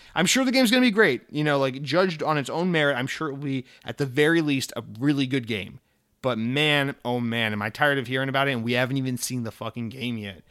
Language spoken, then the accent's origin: English; Georgia, United States; moved away as an adult; I moved from Georgia.